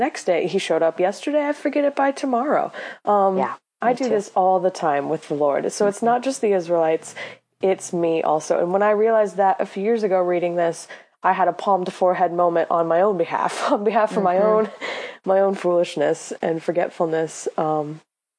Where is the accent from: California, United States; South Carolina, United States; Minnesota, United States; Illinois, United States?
Illinois, United States; I'm from Illinois. We like corn.